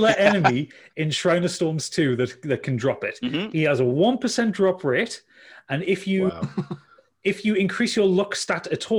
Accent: Newcastle upon Tyne, North East England, United Kingdom; accent: Geordie; I'm a Geordie

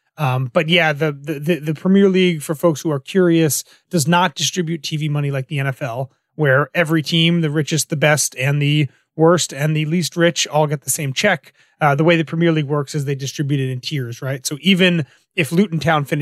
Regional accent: United States; as an American fan

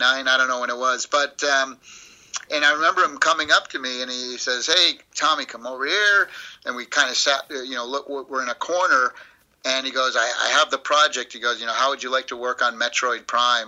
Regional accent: Springfield, Massachusetts, United States; now in Southern California, United States; I grew up in Springfield, Massachusetts

